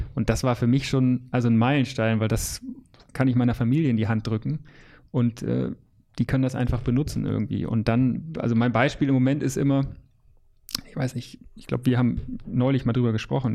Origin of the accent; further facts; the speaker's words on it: Lower Saxony, Germany; now in Hamburg, Germany; Ich bin ja auch Niedersachse eigentlich gebürtig